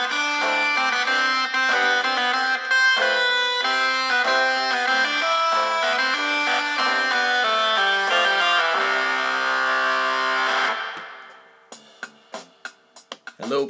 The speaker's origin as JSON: {"language": "English", "region": "New Hampshire", "country": "United States", "said": "I'm from New Hampshire."}